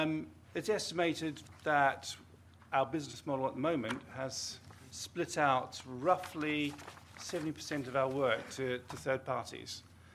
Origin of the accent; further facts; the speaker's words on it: New Zealand; You probably don't hear it, my accent, I'm a Kiwi, and I did have a Pru policy when I was about five